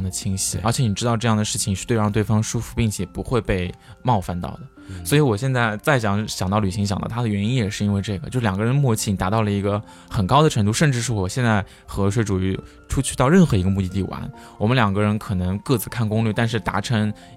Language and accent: Chinese; China; 作为中国人